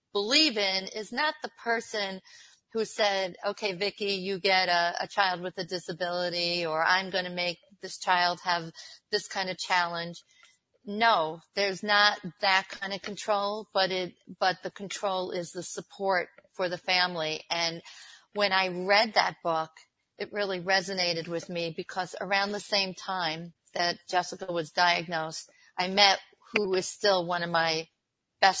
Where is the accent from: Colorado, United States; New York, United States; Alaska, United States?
New York, United States; Long Island; moved away as an adult; also born or lived in Miami, United States; now in Buffalo, United States; I'm originally from Long Island